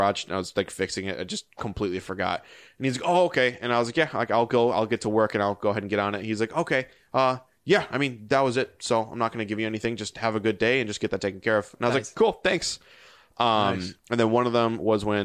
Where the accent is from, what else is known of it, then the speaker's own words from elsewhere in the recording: Wisconsin, United States; I'm from Wisconsin